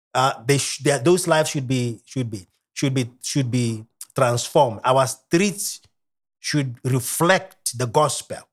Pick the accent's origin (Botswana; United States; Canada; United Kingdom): Botswana; Kalkfontein, Ghanzi District; I am from Botswana.